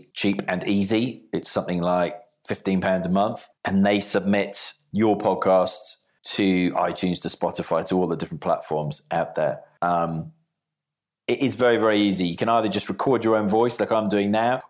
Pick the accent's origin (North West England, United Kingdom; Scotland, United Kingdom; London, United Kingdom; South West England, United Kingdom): South West England, United Kingdom; Bournemouth; here in my hometown of Bournemouth